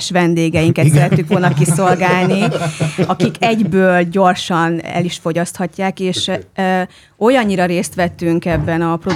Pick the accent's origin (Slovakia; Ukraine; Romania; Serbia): Romania; Odorheiu Secuiesc, Harghita County; now in Budapest, Hungary; ugye én székelyudvarhelyi születésű vagyok